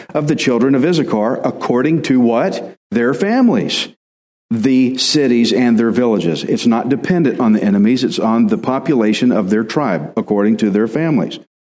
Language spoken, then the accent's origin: English; Texas, United States; I'm Texan